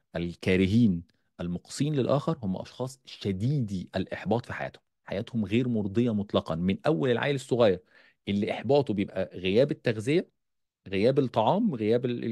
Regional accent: Egypt; عندنا في مصر

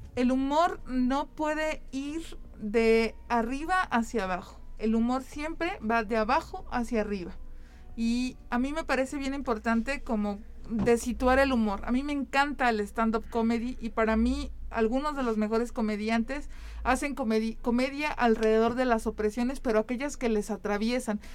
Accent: San Luis Potosí, Mexico; yo crecí y soy del barrio de Tlaxcala, de la colonia Santa Fe

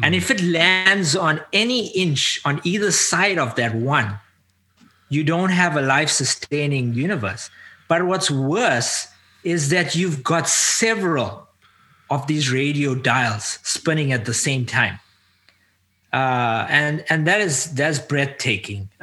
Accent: South Africa; now in North America; I was born into an Indian community. Ethnically, culturally Indian, but I grew up as an African. I now live in North America.

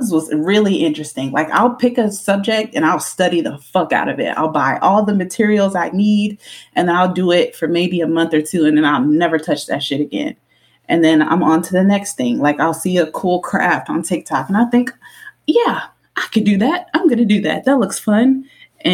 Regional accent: Killeen, Texas, United States; Growing up in Killeen, it was a strip club, a Subway, and putt-putt until they closed it down

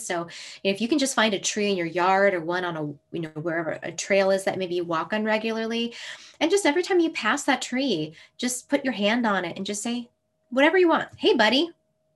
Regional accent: Minnesota, United States; moved away; And this is my hometown. I was born in Minnesota.

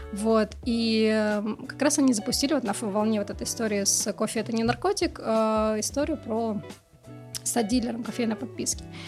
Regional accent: Moscow, Russia; я родилась в Москве, ходила в школу

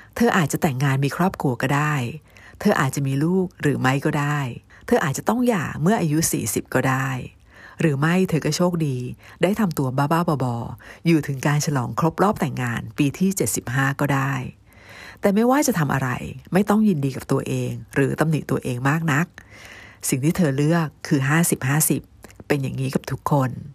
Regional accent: Thailand; also born or lived in United States; บ้านเกิดเรานี่มีประวัติศาสตร์

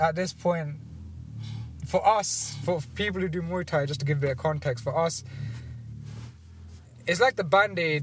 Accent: London, United Kingdom; I'm from the Ealing Borough

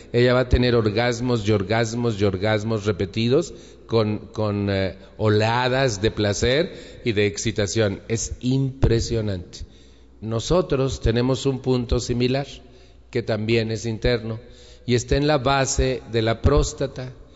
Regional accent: Mexico

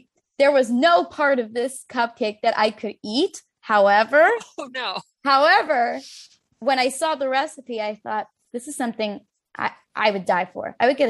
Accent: Chicago, Illinois, United States; moved away; I grew up in Chicago and now she lives in New York and I'm staying with her.

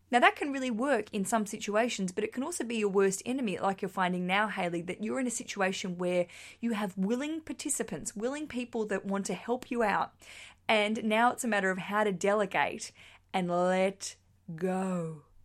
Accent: Australia; accent: Australian; now in London, United Kingdom; I just like sharing an Australian accent

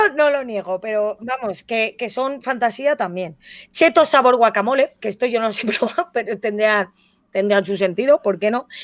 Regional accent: Valencian Community, Spain; Yo como valenciana

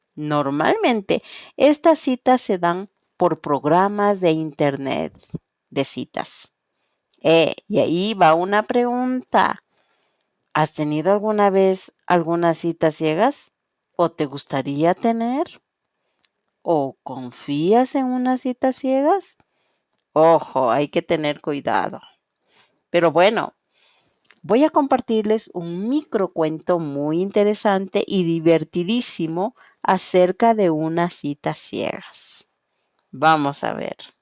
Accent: Quito, Pichincha, Ecuador; soy de Quito, Ecuador

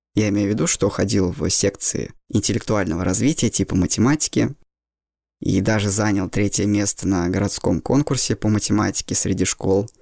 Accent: Saint Petersburg, Russia; Все детство я прожил в Питере

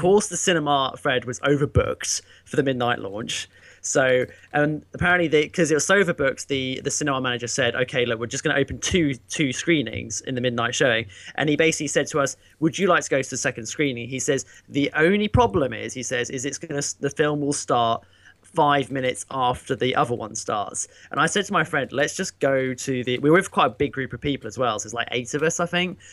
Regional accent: United Kingdom; me being British

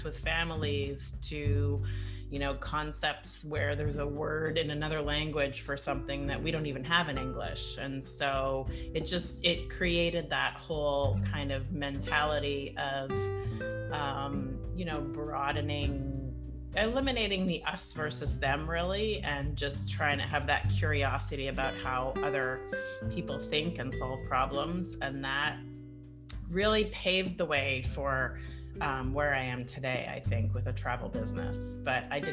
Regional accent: Edmonton, Alberta, Canada; also born or lived in Italy / Sweden; now in Bay Area, United States; I am originally Canadian. I grew up in Edmonton, in Northern Canada

